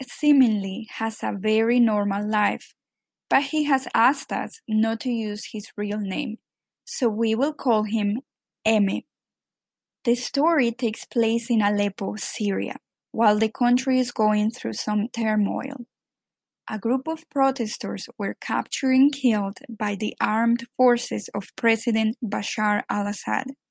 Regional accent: Medellín, Antioquia, Colombia; English is a second language; now in New York, United States; … and I grew up in Medellin, Colombia.

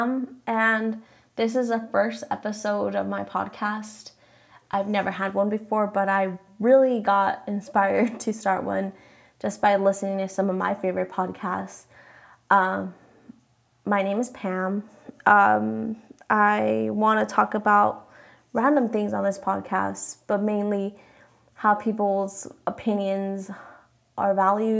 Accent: Mexico; first language Spanish; English is a second language; I'm Mexican, so I say my name in Spanish

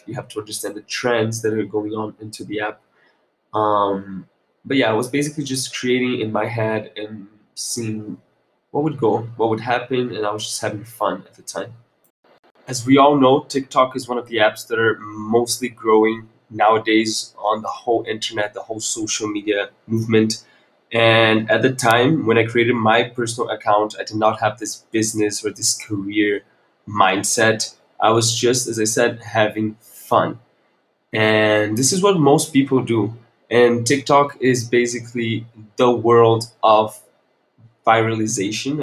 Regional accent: Brasília, Federal District, Brazil; moved away as an adult; also born or lived in Segovia, Spain; I come from Brazil, from the capital Brasilia

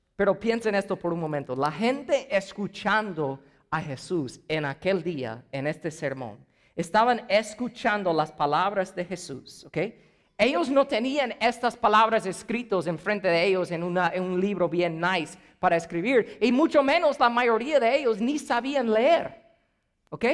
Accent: United States; first language English; Spanish is a second language; moved away; yo soy gringo, ¿ok? Entonces mi primer idioma es inglés.

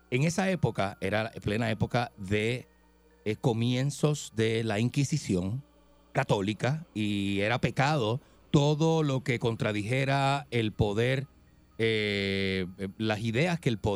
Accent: Ponce, Puerto Rico; born there; Eh, yo nací en el Hospital Distrito de Ponce.

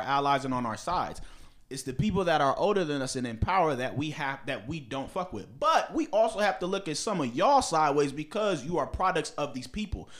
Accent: Bethesda, Maryland, United States; I'm from the Bethesda Naval Hospital in fucking Maryland, 'cause that's where the fuck I was born.

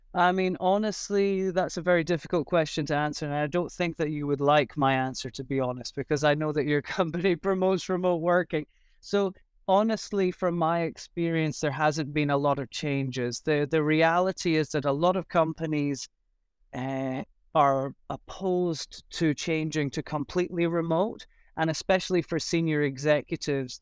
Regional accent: Scotland, United Kingdom; moved away as an adult; also born or lived in Shanghai; now in Taiwan; I'm originally from Scotland, although I've been in Asia for about fourteen

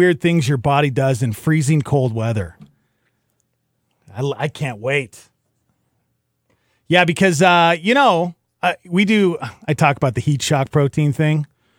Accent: Montana, United States; moved away; I grew up in Montana, all right? It was below zero all the time

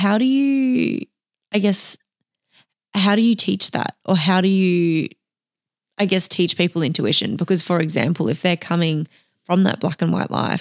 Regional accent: Australia; growing up in Australia at the beach

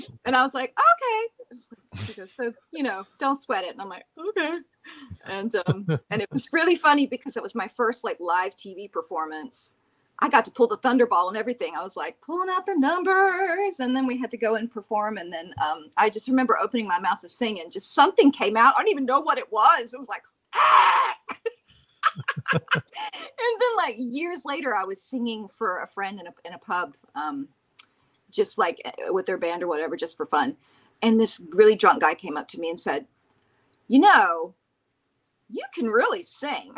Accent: Plant City, Florida, United States; I grew up in Plant City, Florida

